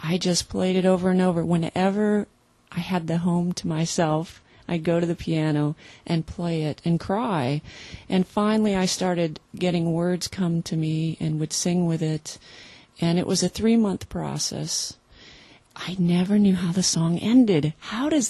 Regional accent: Wisconsin, United States; we're from Wisconsin, so it was Lutheran

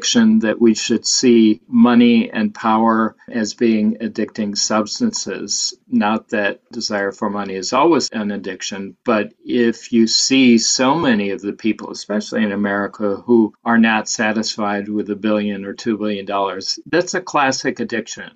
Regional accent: Detroit suburbs, Southeast Michigan, United States; I grew up in Southeast Michigan and the Detroit suburbs

